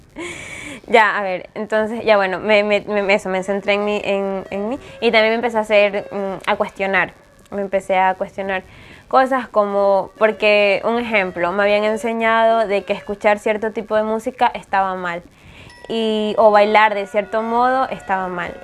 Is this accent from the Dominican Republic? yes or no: no; Ecuador; moved away as an adult; now in Spain; soy de Ecuador, tengo 21 años